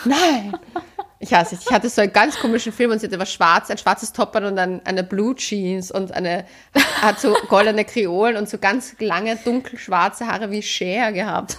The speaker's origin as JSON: {"language": "German", "region": "Vienna", "country": "Austria", "said": "ich bin ja eigentlich Wienerin, aber meine Mama ist ja aus Oberösterreich"}